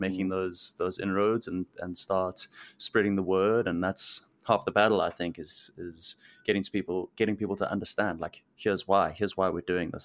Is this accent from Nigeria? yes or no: no; South Africa; moved away as an adult; now in Vancouver, Canada; growing up in South Africa.